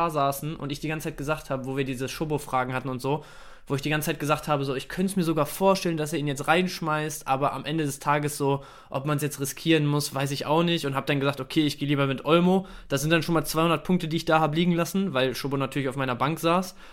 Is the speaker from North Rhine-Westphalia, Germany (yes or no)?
yes; Dortmund, North Rhine-Westphalia, Germany; born there; dass äh, ich auch ein Stück weit an Dortmund hänge. Ähm, als gebürtiger Dortmunder